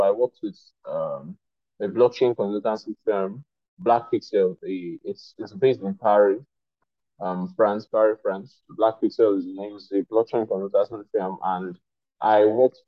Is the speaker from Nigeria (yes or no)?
yes; Nigeria; I'm an African and I'm Nigerian